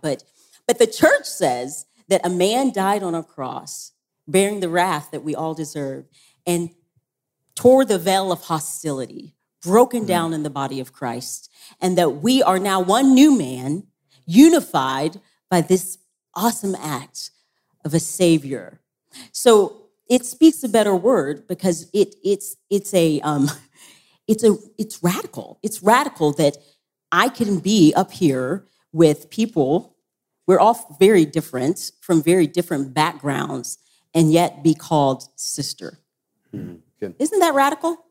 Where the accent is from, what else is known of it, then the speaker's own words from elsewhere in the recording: Tennessee, United States; I'm from Tennessee